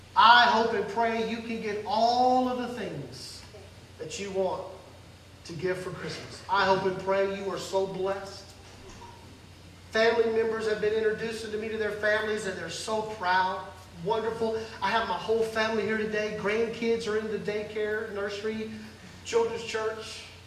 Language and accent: English; Mississippi, United States; I grew up very poor in Mississippi